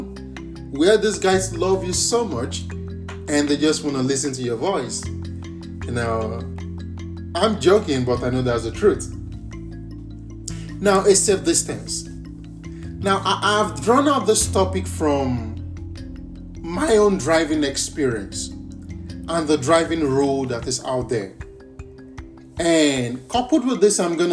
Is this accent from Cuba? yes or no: no; Nigeria; moved away as an adult; I'm from Nigeria, and that's a country in the West African continent.